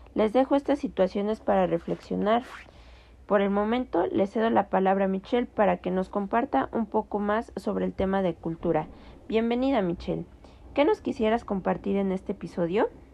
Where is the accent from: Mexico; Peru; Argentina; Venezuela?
Mexico; tenemos como cultura mexicana